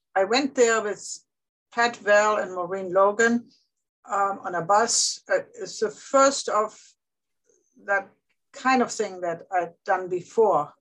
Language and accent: English; Germany; moved away; growing up in Germany